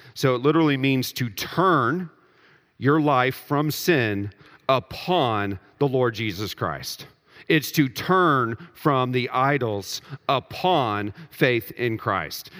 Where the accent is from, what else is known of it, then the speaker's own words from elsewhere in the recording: Texas, United States; I grew up in Texas